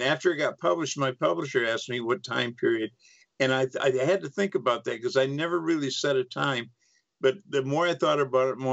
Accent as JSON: {"language": "English", "town": "Freeport", "region": "Texas", "country": "United States", "tie": "born or raised there", "said": "I grew up in East Texas on the Gulf Coast"}